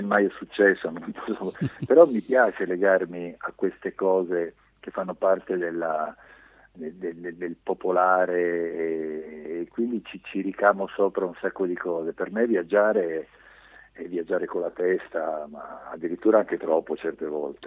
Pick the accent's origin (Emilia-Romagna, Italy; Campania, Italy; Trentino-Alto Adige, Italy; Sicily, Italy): Sicily, Italy; Augusta; sono soltanto nato in Sicilia, mio padre è ungherese, fiumano e mia mamma tedesca di Francoforte